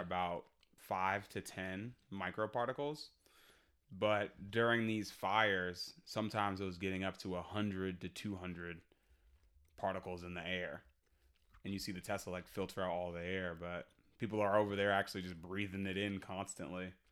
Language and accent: English; Boston, Massachusetts, United States; We're from Boston